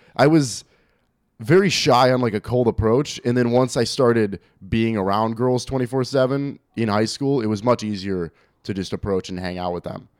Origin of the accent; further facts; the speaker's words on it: Algonquin, Illinois, United States; also born or lived in Woodstock, Illinois; now in Arlington Heights, United States; I grew up in Algonquin, but then I went to school out in Woodstock, which is even further north